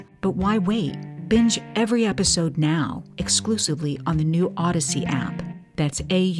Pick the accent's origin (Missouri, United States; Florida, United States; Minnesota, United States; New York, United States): Missouri, United States; St. Louis; All of it forged in the peculiar crucible of my hometown, St. Louis.